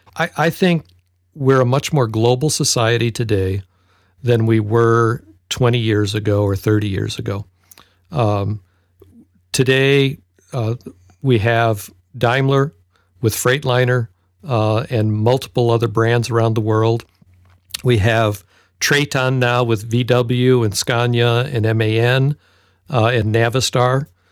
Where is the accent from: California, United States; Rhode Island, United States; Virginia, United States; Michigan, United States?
Michigan, United States; Detroit; I grew up in Detroit